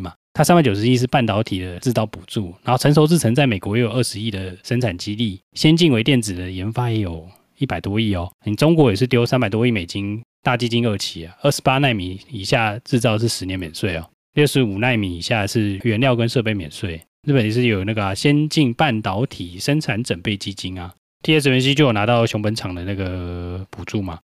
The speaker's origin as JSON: {"language": "Chinese", "country": "Taiwan", "said": "我们台湾人多多少少都有一两个朋友在台积电嘛"}